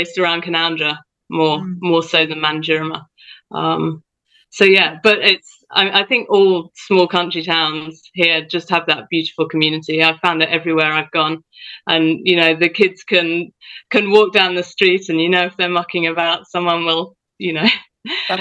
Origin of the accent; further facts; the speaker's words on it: United Kingdom; moved away as an adult; also born or lived in Central West New South Wales, Australia; now in Australia; I, as you can probably tell, grew up in the UK